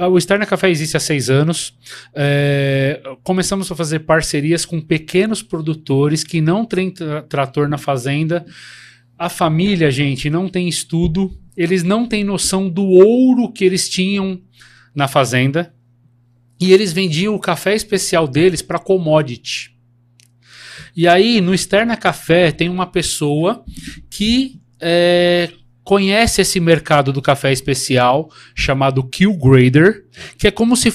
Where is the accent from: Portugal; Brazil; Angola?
Brazil; Minas Gerais; é Minas Gerais, sou de Minas.